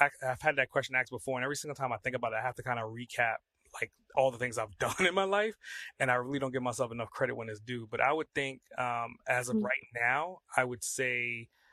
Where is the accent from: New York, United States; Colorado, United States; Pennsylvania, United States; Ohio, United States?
New York, United States; New York City; I'm from Brooklyn